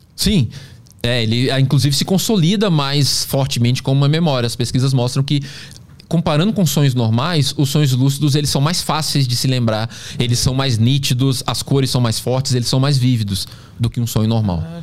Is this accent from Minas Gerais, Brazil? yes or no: yes; Pedro Leopoldo, Minas Gerais, Brazil; eu nasci em Pedro Leopoldo, que é a cidade natal do Chico Xavier